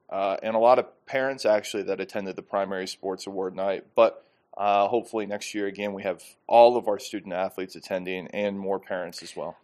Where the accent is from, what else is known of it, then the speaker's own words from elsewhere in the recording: Iowa, United States; moved away; I'm from Iowa